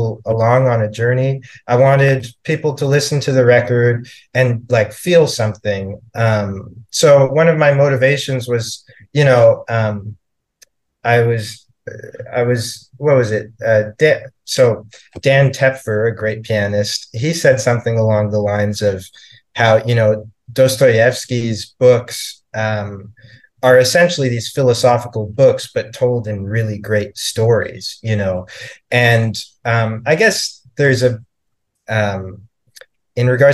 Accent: Canada; moved away as an adult; also born or lived in Toronto, Canada; now in New York City, United States; I'm from Canada. And I was living in Toronto at the time

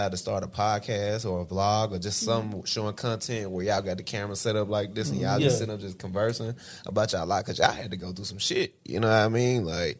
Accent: Tennessee, United States; when you say I'm from West Tennessee or what that mean, like, you know.

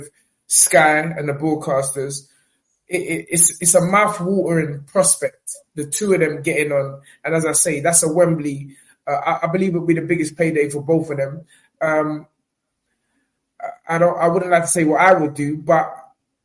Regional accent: Nigeria; as a Nigerian

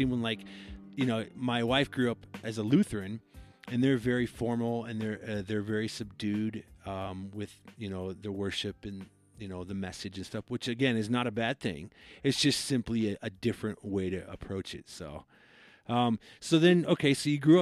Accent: Iowa, United States; I came up in Iowa, and my head pastor at my church, growing up

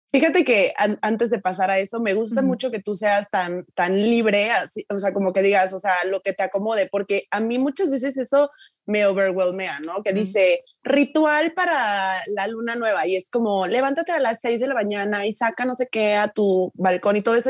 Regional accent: Tuxtla Gutiérrez, Chiapas, Mexico; moved away as an adult; te regresas aquí a tuxla a vivir

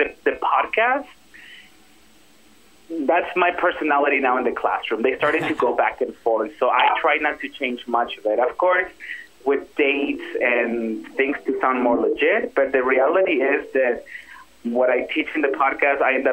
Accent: Ciudad Juárez, Chihuahua, Mexico; moved away; also born or lived in Los Angeles; I was born in LA, but I grew up in Ciudad Juarez, Chihuahua.

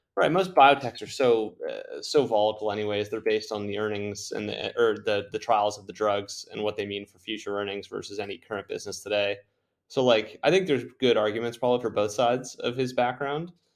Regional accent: Canada; I'm from Canada

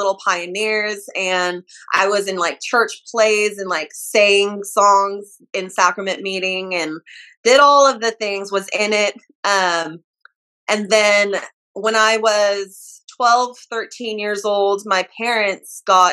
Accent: California, United States; also born or lived in Utah; So I was raised in California

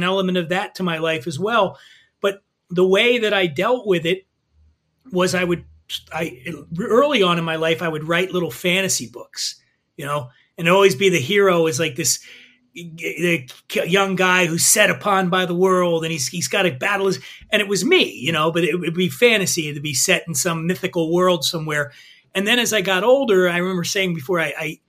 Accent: Philadelphia, Pennsylvania, United States; moved away; also born or lived in Aspen, Colorado; I grew up poor in Philly

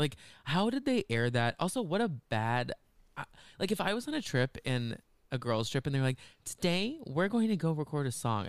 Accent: Dallas, Texas, United States; We can go to Dallas, we're from Dallas and go there and like for under $200.

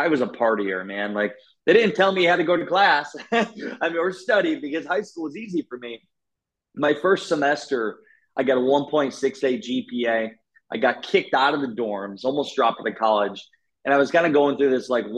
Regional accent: Garnavillo, Iowa, United States; I grew up in Northeast Iowa. So from Iowa, my town was 700 people, a town called Garnavillo

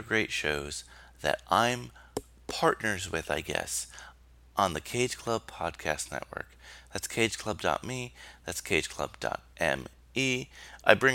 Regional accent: New York, United States; Being a New Yorker, living in New York

